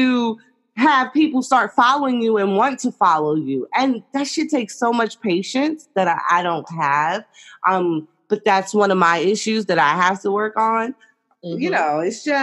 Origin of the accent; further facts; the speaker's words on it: New York City, New York, United States; I'm from New York City